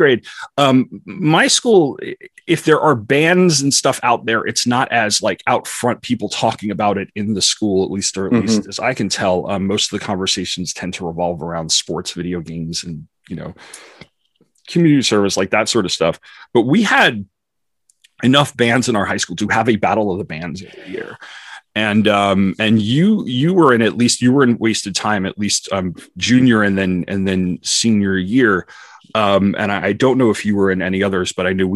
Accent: Sable, New York, United States; out of Sable, New York, my hometown

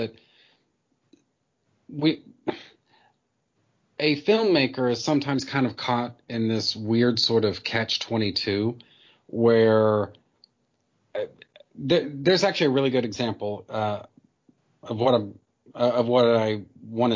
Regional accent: United States; for me as an American

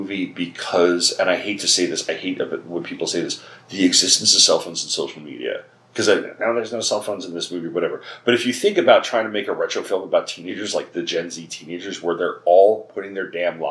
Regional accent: near Sayville and Bayport, Long Island, New York, United States; born or raised there

